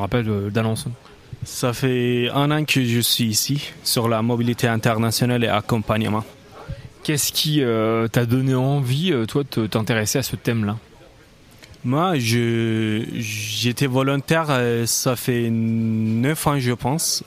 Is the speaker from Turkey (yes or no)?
yes; Turkey; moved away; je viens de la Turquie, donc c'était hors d'Europe